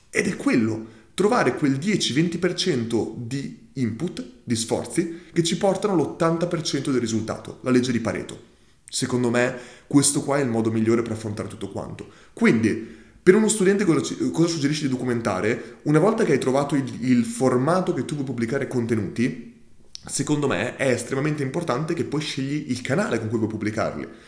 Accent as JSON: {"language": "Italian", "town": "Modica", "region": "Sicily", "country": "Italy", "said": "Per i matrimoni, ad esempio, ho una, ru- ho una rubrica chiese, visto che sono di Modica e la città è famosa anche per le sue 100 chiese."}